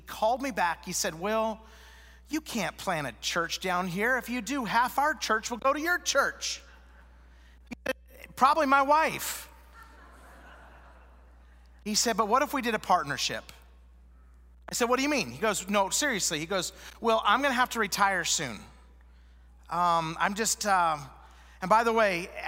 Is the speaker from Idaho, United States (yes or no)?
yes; Idaho, United States; moved away as an adult; also born or lived in Utah / Wisconsin; now in Salt Lake City, United States; I was born in Idaho